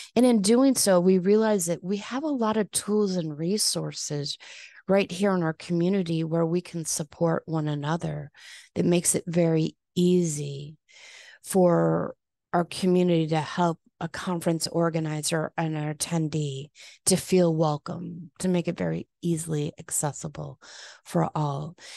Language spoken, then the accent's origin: English; Chicago, Illinois, United States; moved away as an adult; also born or lived in San Diego; now in Palm Beach, United States; went back to my hometown of Chicago